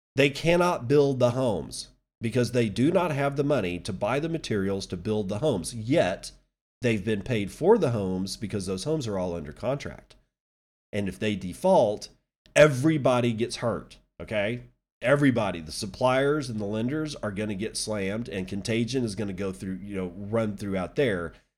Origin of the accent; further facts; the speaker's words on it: Midland, United States; my hometown of Midland